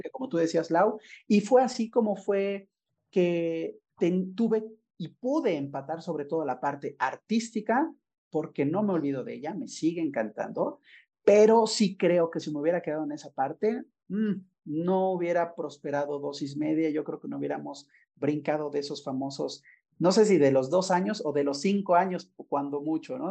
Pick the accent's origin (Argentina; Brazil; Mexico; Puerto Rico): Mexico; Puebla; moved away as an adult; also born or lived in Mérida, Yucatán; yo soy poblano, pero regresé, siempre quise regresar a trabajar y estar en Puebla viviendo